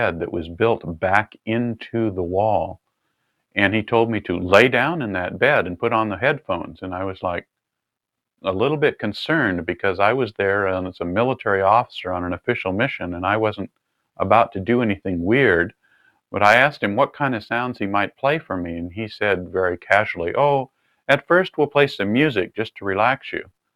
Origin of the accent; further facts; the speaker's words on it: California, United States; I was raised in California